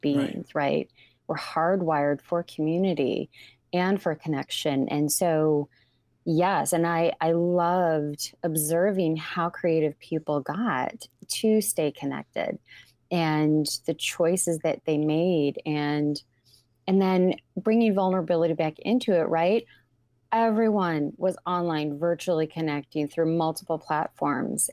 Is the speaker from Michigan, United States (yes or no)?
yes; Ypsilanti, Michigan, United States; the fabulous city of Ypsilanti. And I love my hometown.